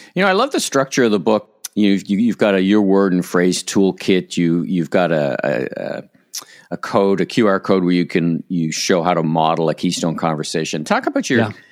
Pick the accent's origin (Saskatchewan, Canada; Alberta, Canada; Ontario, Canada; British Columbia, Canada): Ontario, Canada; Ottawa; now in Toronto, Canada; I'm from Ottawa originally, which is of mm. course an even colder place